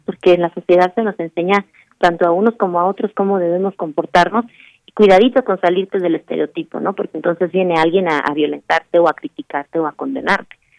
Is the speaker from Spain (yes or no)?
no; Mexico City, Mexico; moved away; la Ciudad de México es mi ciudad, es la ciudad en donde yo nací, la amo entrañablemente, ahora estoy un poco lejos